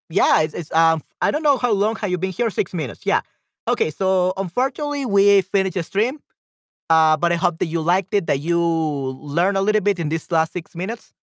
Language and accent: English; El Salvador; because of I'm from El Salvador.